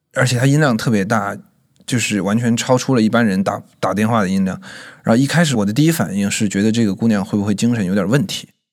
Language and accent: Chinese; Chongqing, China; moved away as an adult; now in Beijing, China; 今年二十三岁，然后我是重庆人，在北京大概四年多了吧